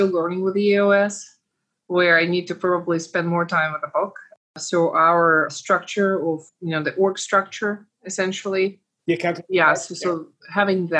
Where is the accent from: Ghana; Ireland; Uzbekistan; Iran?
Uzbekistan; now in United States; raised the way that I was raised in Uzbekistan